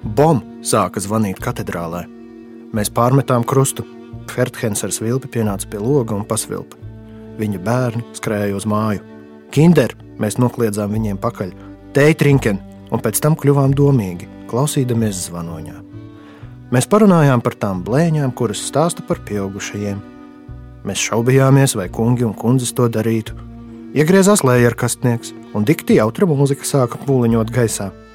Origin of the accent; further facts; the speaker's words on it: Rēzekne, Latgale, Latvia; es līdzīgi kā Dabičins bērnībā no Rēzaknes aizbraucu uz Daugaupili pirmo reizi